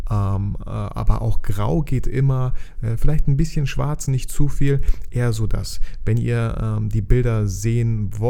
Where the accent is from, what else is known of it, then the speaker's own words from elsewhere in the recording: Bielefeld, North Rhine-Westphalia, Germany; weil ich komme aus Bielefeld